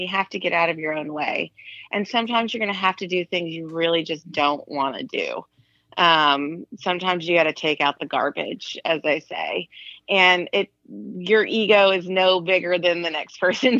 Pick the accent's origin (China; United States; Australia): United States; Austin, Texas; moved away as an adult; also born or lived in Los Angeles, United States; now in Austin, United States; I'm from Austin. My family moved there when I was 8